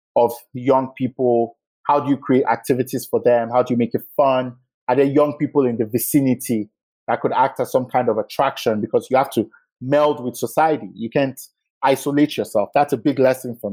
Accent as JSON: {"language": "English", "region": "Lagos", "country": "Nigeria", "tie": "born or raised there", "said": "I grew up in Yaba. I went to school here"}